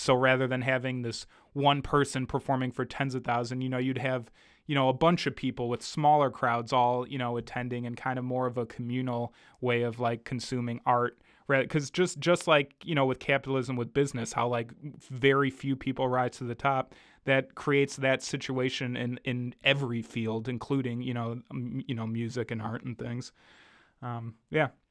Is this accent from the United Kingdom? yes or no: no; United States; growing up in America, in the, you know, the, the, the belly of the beast